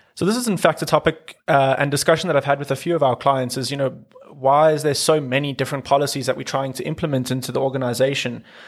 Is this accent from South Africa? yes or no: yes; South Africa; being South African